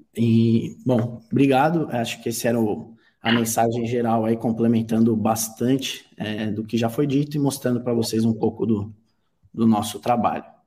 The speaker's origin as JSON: {"language": "Portuguese", "country": "Brazil", "said": "como brasileiro"}